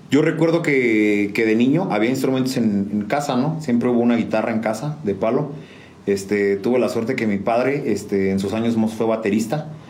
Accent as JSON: {"language": "Spanish", "town": "San Juan del Río", "region": "Querétaro", "country": "Mexico", "tie": "born or raised there", "said": "Juan del Río Querétaro, 100% sanjuanense. Eso toda mi vida la he hecho aquí."}